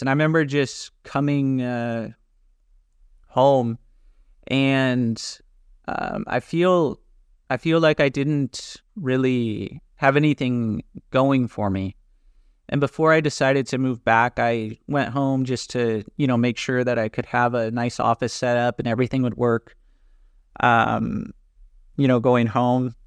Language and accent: English; California, United States; moved away as an adult; also born or lived in Dallas, Texas; now in Greece; I'm originally from California